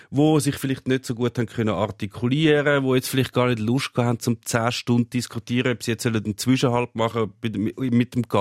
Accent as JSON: {"language": "German", "country": "Switzerland", "tie": "born or raised there", "said": "dort, wo ich aufgewachsen bin, gibt es eine Genossenschaftsbeiz."}